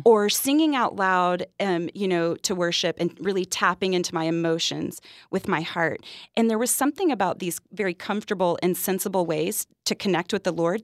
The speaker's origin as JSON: {"language": "English", "region": "Texas", "country": "United States", "said": "I'm from Texas"}